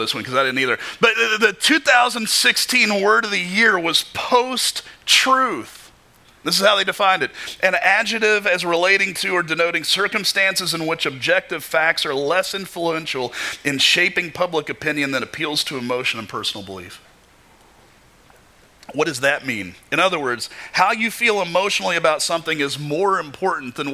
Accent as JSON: {"language": "English", "region": "Kentucky", "country": "United States", "tie": "born or raised there", "said": "Growing up in Kentucky"}